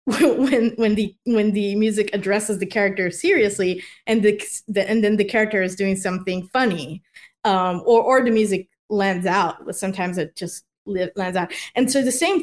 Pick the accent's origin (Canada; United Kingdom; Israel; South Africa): Israel; now in United States; I'm from Israel.